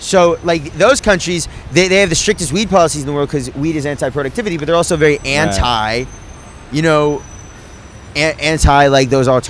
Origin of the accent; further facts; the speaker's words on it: San Francisco, California, United States; moved away; I'm from San Francisco originally